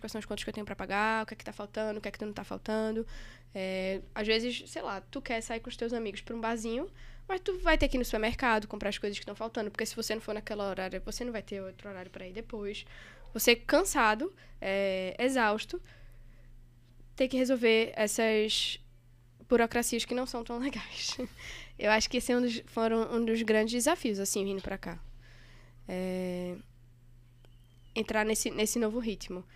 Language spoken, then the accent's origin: Portuguese; Recife, Pernambuco, Brazil; moved away as an adult; now in São Paulo, Brazil; sou recifense carteirinha